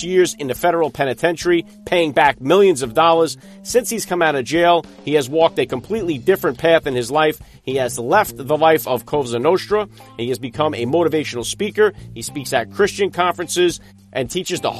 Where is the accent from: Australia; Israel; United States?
United States; Middletown, New Jersey; my hometown mayor, Tony Perry. Tony Perry is the mayor of Middletown, New Jersey